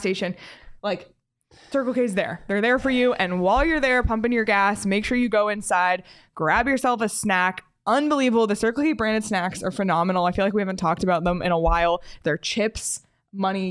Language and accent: English; Canada; I grew up in Canada